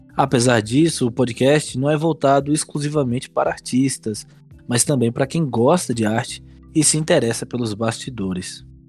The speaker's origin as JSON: {"language": "Portuguese", "town": "Teixeira de Freitas", "region": "Bahia", "country": "Brazil", "said": "também sou de Teixeira de Freitas, Bahia"}